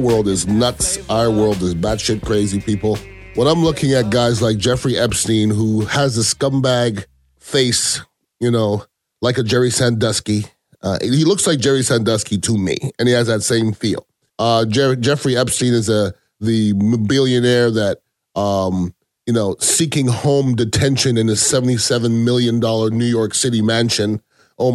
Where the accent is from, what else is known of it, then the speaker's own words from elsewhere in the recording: Canada; now in United States; I was born in Canada. I am an American citizen